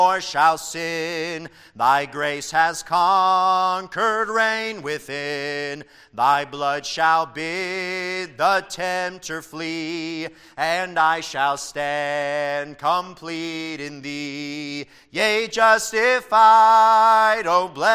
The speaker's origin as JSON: {"language": "English", "region": "Tennessee", "country": "United States", "tie": "born or raised there", "said": "where I grew up in Tennessee"}